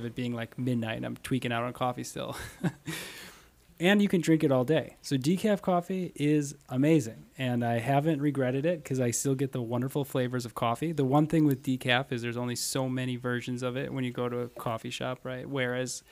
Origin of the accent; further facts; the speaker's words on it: Fond du Lac, Wisconsin, United States; I'm from Fond du Lac